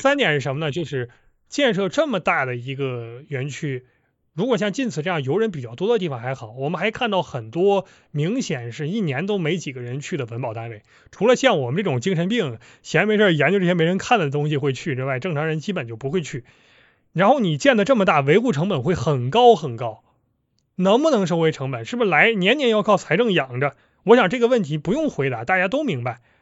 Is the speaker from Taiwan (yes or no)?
no; Northeast China, China; accent: Northeastern (Dongbei) dialect; 我们东北话